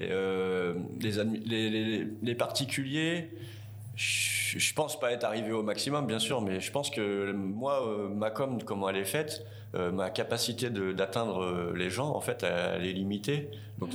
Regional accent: Tours, Centre-Val de Loire, France; moved away as an adult; now in New Caledonia; je viens de Tours, en France

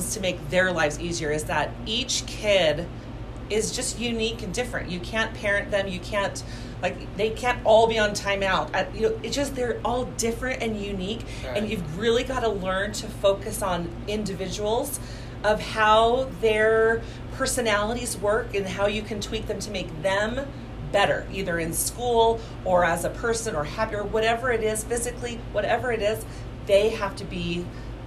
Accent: Santa Barbara, California, United States; moved away as an adult; also born or lived in Arizona; now in Salt Lake City, United States; I was born and raised in Santa Barbara

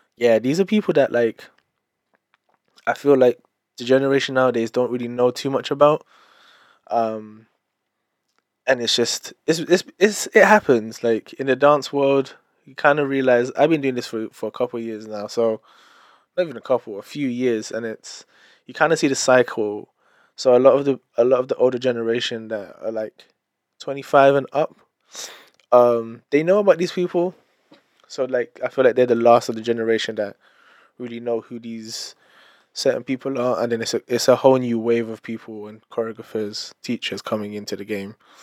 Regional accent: London, United Kingdom; I am British Filipino, born and raised in London.

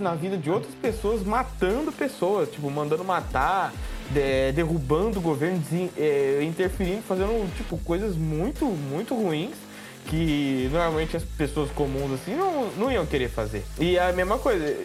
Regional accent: Araçatuba, São Paulo, Brazil; eu sou de Araçatuba

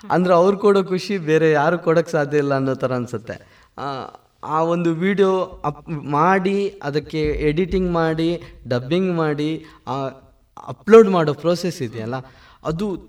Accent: Mangalore, Karnataka, India; accent: Mangalore; moved away as an adult; also born or lived in Bengaluru; ನಾನು ಮಂಗಳೂರು ಹುಡುಗ ನಾನು ಮಾತಾಡಿದ ತಕ್ಷಣ ಮಂಗಳೂರಿನವನು ಅಂತ ಗೊತ್ತಾಗುತ್ತೆ

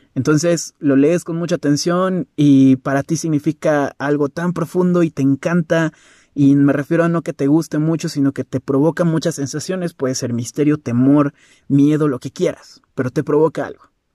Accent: Mexico; Yo como mexicano

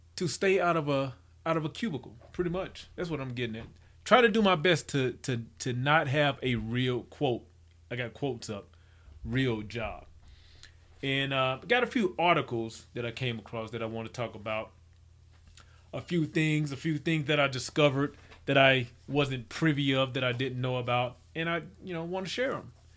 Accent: Mississippi, United States; I grew up in Mississippi

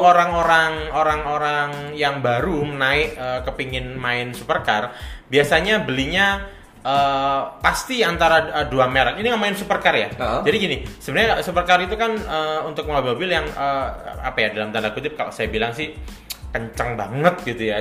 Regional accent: Malang, East Java, Indonesia; saya sendiri orang Malang

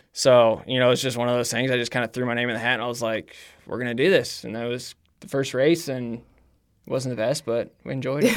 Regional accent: Brownsburg, Indiana, United States; I grew up in Brownsburg, Indiana. Um, basically born and raised there, lived in the same house for twenty-six

